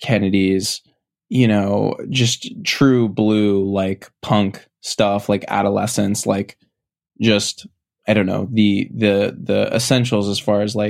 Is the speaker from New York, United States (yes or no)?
no; Connecticut, United States; So I'm from Connecticut. I live in a small town called Darien.